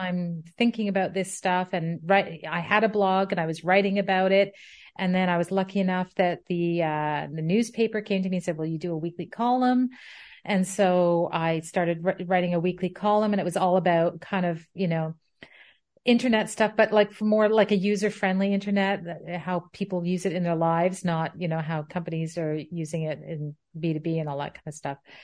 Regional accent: Ottawa, Ontario, Canada; moved away as an adult; also born or lived in Pembroke / England; I am Canadian and, uh, born in Ottawa, where I currently reside. However, I haven't lived most of my life here. I, I was, I, I was here as a child and a young adult

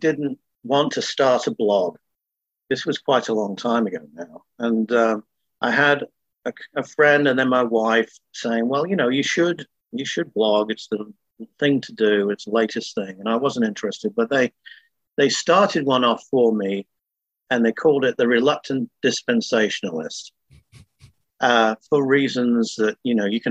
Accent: Manchester, North West England, United Kingdom; moved away as an adult; also born or lived in Napa, California / Texas; now in Ukiah, United States; I was born in Manchester, England. I came over to the States in 1996

